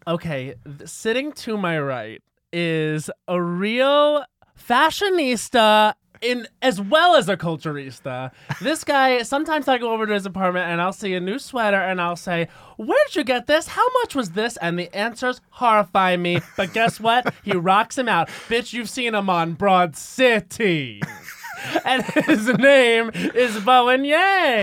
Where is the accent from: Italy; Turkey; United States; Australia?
United States; Long Island, New York; I'm from Long Island where it was very sports. Like, my dad was very much a sports dad